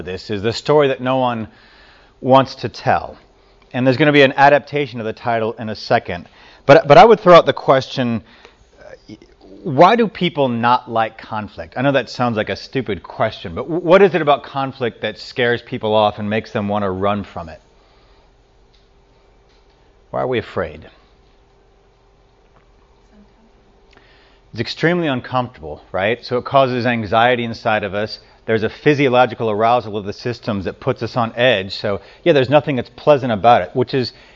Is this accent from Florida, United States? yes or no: no; Louisiana, United States; moved away; I grew up in Louisiana